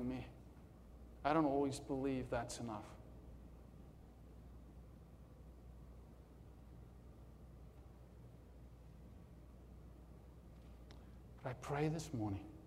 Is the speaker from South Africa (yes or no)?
yes; South Africa; I'm from South Africa